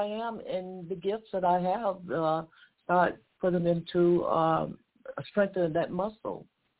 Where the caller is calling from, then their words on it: Georgia, United States; I'm calling from Georgia.